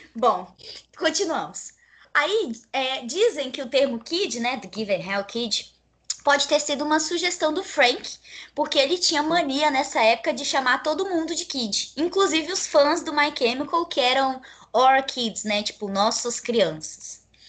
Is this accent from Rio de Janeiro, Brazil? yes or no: no; Rondônia, Brazil; eu sou uma pessoa que nasci em Rondônia, fui criada em Rondônia